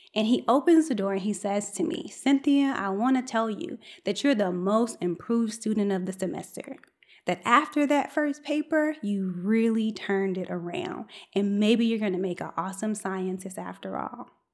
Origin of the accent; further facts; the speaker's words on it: United States; accent: African-American Vernacular English; first language African-American Vernacular English; my first language is African-American vernacular English, i.e. Ebonics